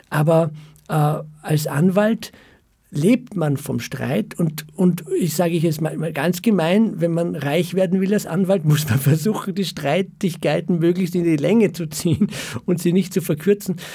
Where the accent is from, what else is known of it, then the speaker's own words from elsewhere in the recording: Vienna, Austria; born there; Äh, ja, ich bin in Wien geboren und, und mein Vater war äh, Flüchtling aus dem Zweiten Weltkrieg, also Holocaust-Überlebender und äh, ist in Wien gestrandet